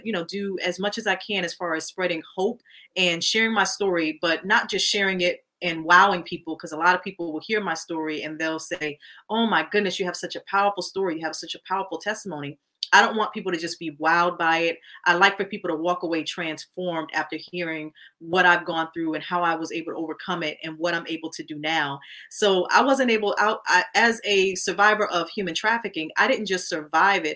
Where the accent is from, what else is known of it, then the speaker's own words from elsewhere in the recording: Connecticut, United States; now in New York, United States; I'm originally from Connecticut. I live in New York now